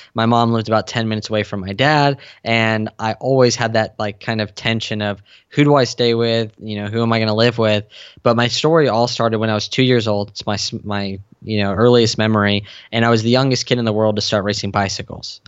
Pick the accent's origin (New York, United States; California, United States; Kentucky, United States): California, United States; San Diego; I grew up in San Diego